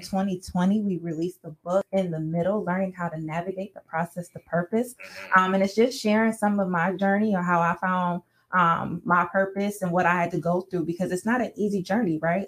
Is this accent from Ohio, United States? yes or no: yes; Sandusky, Ohio, United States; moved away as an adult; now in Toledo, United States; born and raised in Sandusky, Ohio, moved to Toledo